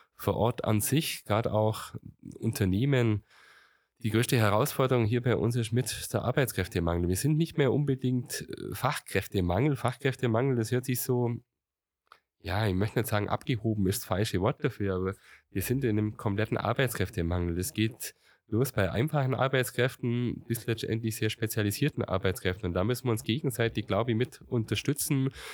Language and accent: German; Gundremmingen area, Bavaria, Germany; ich war, glaube ich, im Dorfläden schon jetzt in Remsheim, meiner Heimatgemeinde, sehr aktiv